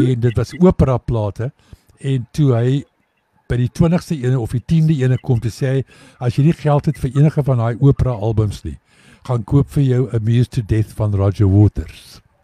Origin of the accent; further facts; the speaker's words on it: South Africa; ons is van Suid-Afrika